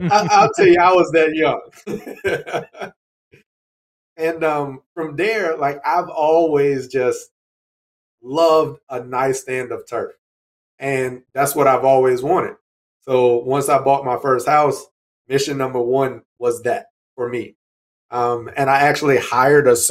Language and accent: English; North Carolina, United States; I grew up in North Carolina